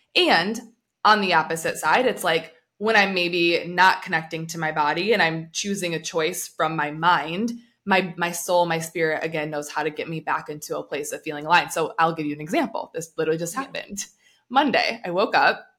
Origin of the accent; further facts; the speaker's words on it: United States; I'm coming from America where what's pushed is meat and protein.